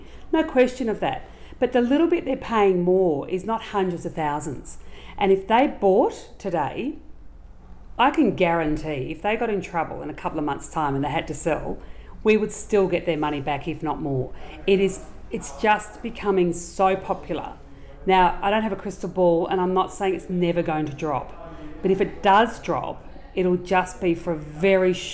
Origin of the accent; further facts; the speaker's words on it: Geelong, Victoria, Australia; moved away as an adult; also born or lived in Brisbane / Bendigo / Melbourne; I'm a Geelong girl. My father was worked for an oil company